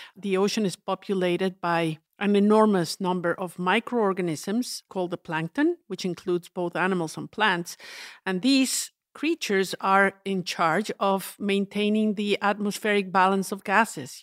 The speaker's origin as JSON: {"language": "English", "country": "Mexico", "tie": "born or raised there", "said": "I grew up in the Central Mountains in the, what's known as the volcano ring"}